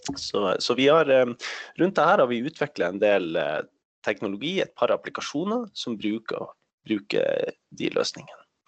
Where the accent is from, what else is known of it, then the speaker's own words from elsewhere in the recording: Norway; Swedish is a second language; jag bor i Norge, jag är norsk